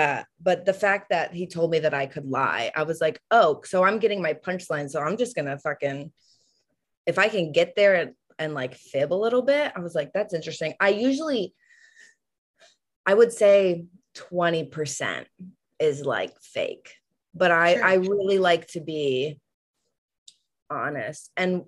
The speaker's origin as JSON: {"language": "English", "region": "East Coast", "country": "United States", "said": "we're both from the East Coast, so we were vibing."}